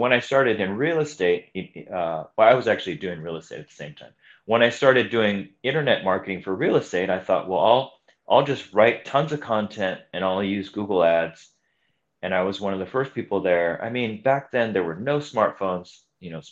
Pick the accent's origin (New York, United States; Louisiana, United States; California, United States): California, United States; moved away as an adult; now in Honolulu, United States; I grew up in California. So I came to Hawaii in 2005